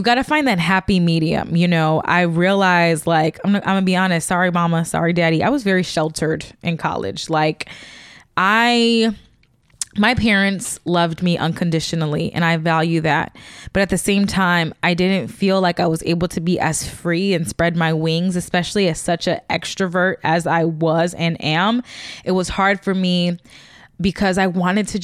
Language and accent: English; Chicago, Illinois, United States; moved away as an adult; also born or lived in Missouri; I'm originally from Chicago